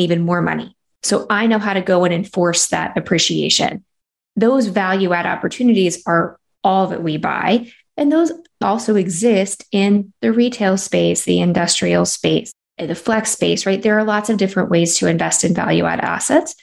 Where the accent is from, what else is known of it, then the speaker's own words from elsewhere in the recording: North Carolina, United States; moved away; I'm from North Carolina